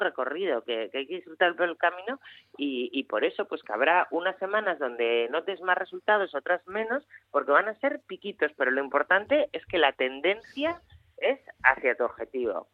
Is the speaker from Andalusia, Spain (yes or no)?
no; Asturias, Spain; como buena asturiana